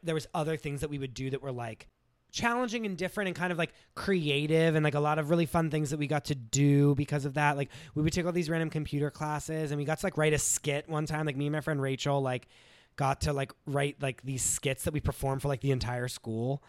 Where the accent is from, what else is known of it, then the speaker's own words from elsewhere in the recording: New Castle, Pennsylvania, United States; moved away; born in Newcastle, Pennsylvania, um, which is an hour north of Pittsburgh, fifteen minutes from the Ohio border.